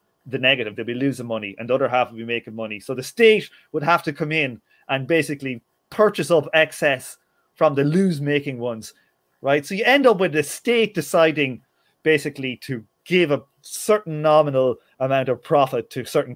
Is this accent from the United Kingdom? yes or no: no; Ireland; growing up in Ireland